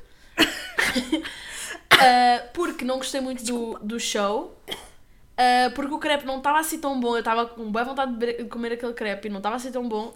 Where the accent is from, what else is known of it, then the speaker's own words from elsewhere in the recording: Lagos, Algarve, Portugal; nós somos de lagos